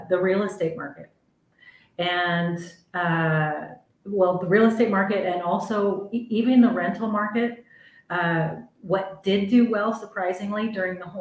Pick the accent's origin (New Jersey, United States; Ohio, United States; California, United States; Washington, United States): Washington, United States; Camas; now in Mazatlán, Mexico; I grew up in Camas